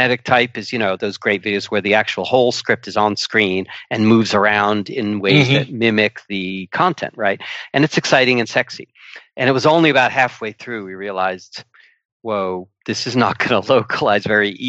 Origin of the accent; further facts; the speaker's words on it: United States; moved away as an adult; now in United Kingdom; I'm an American